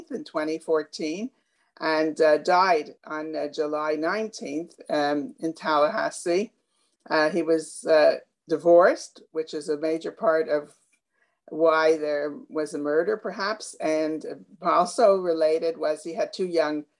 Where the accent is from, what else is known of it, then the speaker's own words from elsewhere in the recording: Canada; I'm Canadian